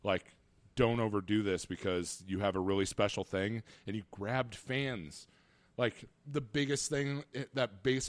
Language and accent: English; Fort Dodge, Iowa, United States; my hometown of Fort Dodge, Iowa